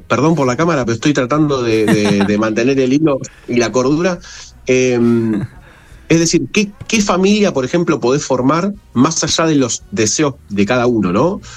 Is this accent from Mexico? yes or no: no; Argentina; nosotros como argentinos